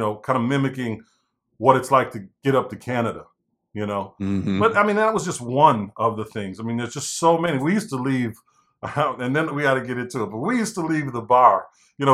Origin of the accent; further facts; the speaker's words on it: St. Paul, Minnesota, United States; I'm from St. Paul